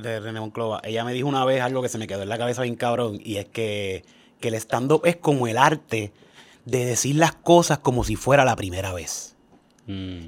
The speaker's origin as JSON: {"language": "Spanish", "town": "Cayey", "country": "Puerto Rico", "said": "yo soy de Calle, y yo soy un jibarito full de Calle"}